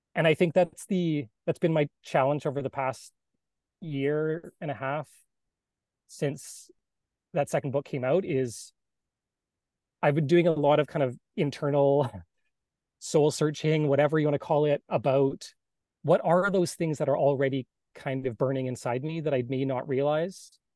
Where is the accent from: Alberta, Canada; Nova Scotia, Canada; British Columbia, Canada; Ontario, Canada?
British Columbia, Canada; Salt Spring Island; I grew up on the West Coast from a little island, Salt Spring Island, off um, in between Vancouver and Victoria